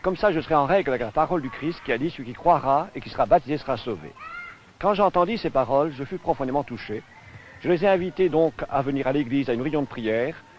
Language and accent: French; Breton, Brittany, France; je suis breton